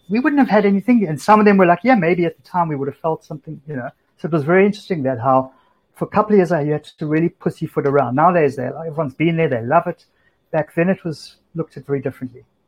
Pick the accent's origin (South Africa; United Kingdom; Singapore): South Africa; Cape Town, Western Cape; moved away as an adult; now in New York, United States; it wasn't that cool to be from South Africa before